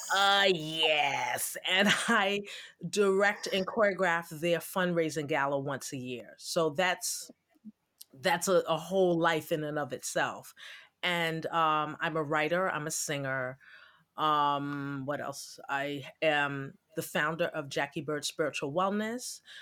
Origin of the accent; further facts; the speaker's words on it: New York City, New York, United States; now in Jersey City, United States; I'm originally from Brooklyn. I'm a Brooklyn girl.